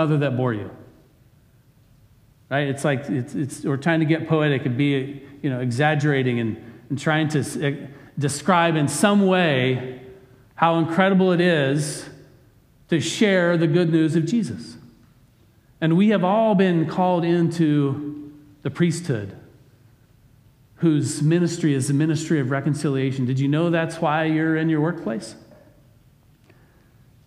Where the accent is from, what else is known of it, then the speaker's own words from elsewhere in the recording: United States; as an American